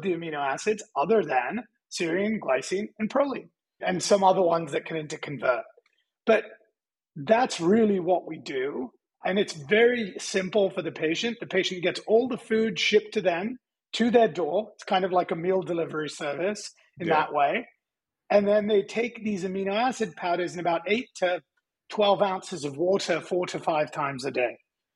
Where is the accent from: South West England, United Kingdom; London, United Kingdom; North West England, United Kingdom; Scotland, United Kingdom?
London, United Kingdom; also born or lived in California, United States; now in Austin, United States; I was born in North London